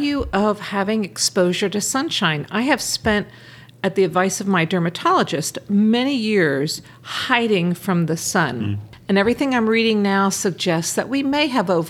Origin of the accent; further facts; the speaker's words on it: Philadelphia, Pennsylvania, United States; I grew up in Philadelphia